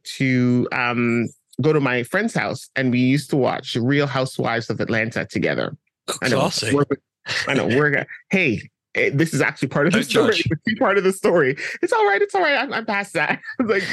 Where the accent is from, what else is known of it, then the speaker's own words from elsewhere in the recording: Canada; also born or lived in London; I was born in London, but raised in Canada.